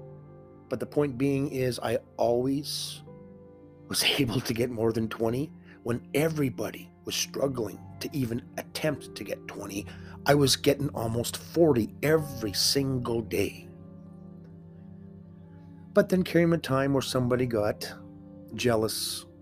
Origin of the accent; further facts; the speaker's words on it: Winnipeg, Manitoba, Canada; Because I'm from Winnipeg, Manitoba, Canada